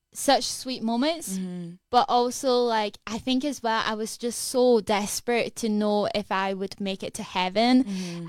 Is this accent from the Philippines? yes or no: no; Edinburgh, Scotland, United Kingdom; I am from Edinburgh, so I'm from here